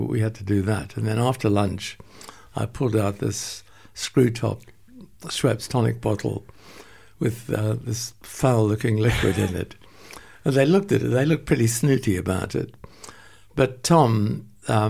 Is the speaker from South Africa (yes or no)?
yes; Port Elizabeth, Eastern Cape, South Africa; moved away; also born or lived in London; there was a dairy in Port Elizabeth, where I was born